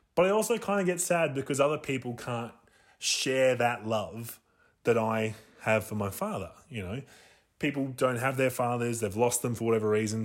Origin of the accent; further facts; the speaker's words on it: Australia; we're from Australia